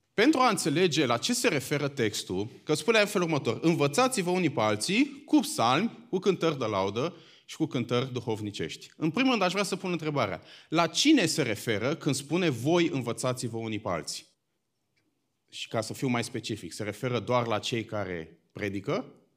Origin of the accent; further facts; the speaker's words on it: Bucharest, Romania; eu sunt din București